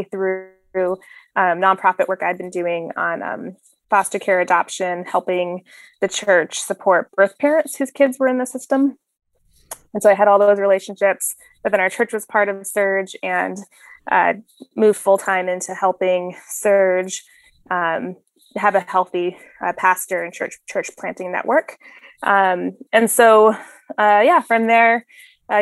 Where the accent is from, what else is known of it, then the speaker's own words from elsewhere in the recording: Phoenix, Arizona, United States; I was, born and raised in Phoenix, Arizona.